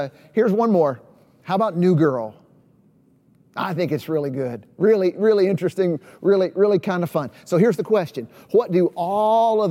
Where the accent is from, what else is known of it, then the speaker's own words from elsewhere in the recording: East Tennessee, United States; moved away as an adult; also born or lived in Chicago, Illinois; now in Knoxville, United States; I'm kind of a Southern boy. I grew up in East Tennessee, spent most of my adult life in Chicago, but about 5 years ago, I moved to Knoxville, Tennessee